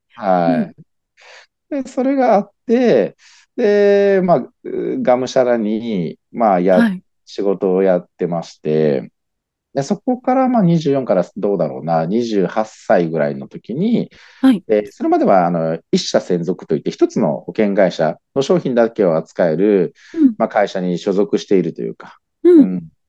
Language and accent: Japanese; Nagoya, Aichi, Japan; 地元が愛知県の方、愛知県名古屋市の方で